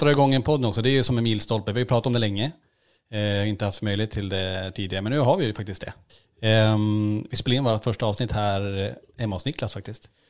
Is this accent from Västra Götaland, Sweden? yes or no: no; Kiruna, Norrbotten County, Sweden; moved away; Vi, vi föddes ju i Kiruna med sex års mellanrum